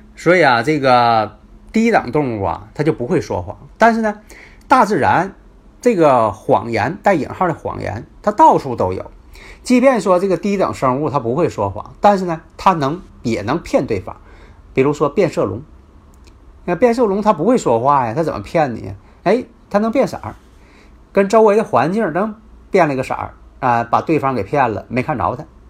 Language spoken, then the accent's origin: Chinese; Northeast China, China; accent: Northeastern Mandarin (Dongbei-style Putonghua); 我这口音呐，大家也可能都熟悉了 啊，东北话，啊，东北式的普通话